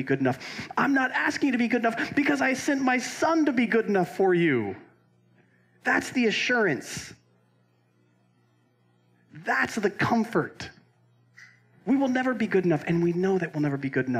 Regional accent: Roseville, California, United States; There's my hometown in California

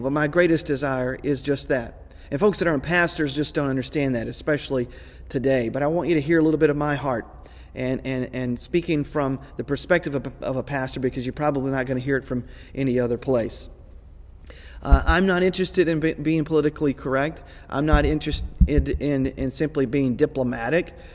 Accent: Texas, United States; I grew up in Texas, I grew up in the South

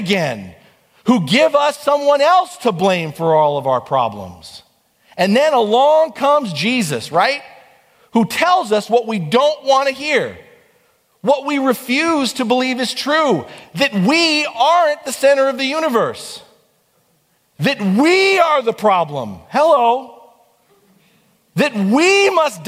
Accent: United States; I'm proud to be an American

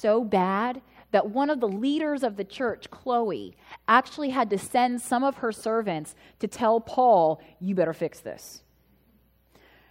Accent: United States; I am an American citizen. Yes, I was born here.

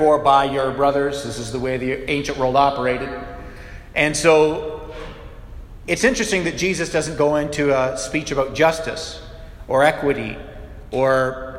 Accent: Canada; we're Canadian

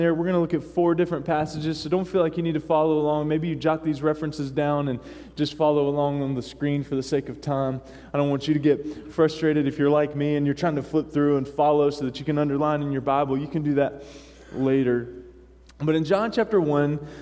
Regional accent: North Carolina, United States; moved away as an adult; now in Maine, United States; growing up in North Kakalaki

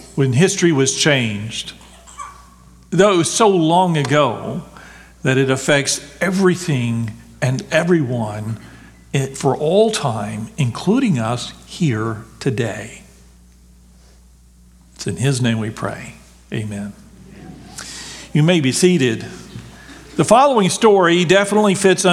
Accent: Texas, United States; I grew up in Texas

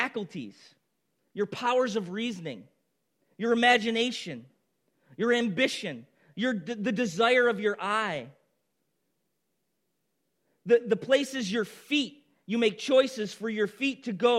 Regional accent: Baldwinsville, New York, United States; moved away as an adult; also born or lived in Boston; We moved back to Baldwinsville, where I had grown up my whole life

